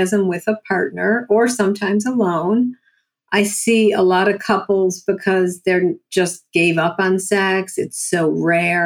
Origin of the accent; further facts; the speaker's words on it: Buffalo, New York, United States; accent: New Yorker; from Buffalo, New York.